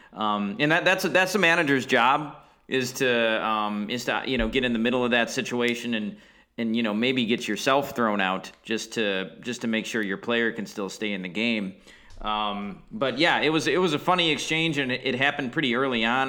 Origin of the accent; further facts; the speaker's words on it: Milwaukee, Wisconsin, United States; moved away as an adult; Growing up in Milwaukee